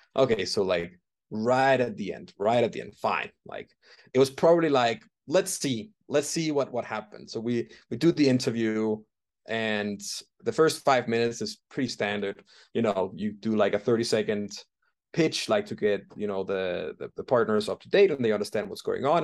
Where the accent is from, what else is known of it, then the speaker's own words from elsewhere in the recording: Denmark; moved away as an adult; also born or lived in London, United Kingdom; now in Bogotá, Colombia; I'm originally from Denmark